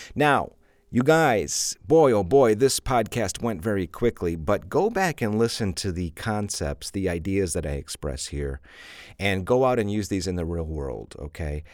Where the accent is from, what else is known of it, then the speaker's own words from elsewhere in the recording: Chicago, Illinois, United States; I'm from Chicago, and we say pop